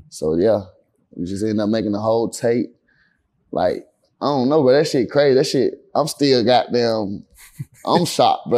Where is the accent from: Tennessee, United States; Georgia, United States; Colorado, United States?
Georgia, United States; Atlanta; I grew up in Atlanta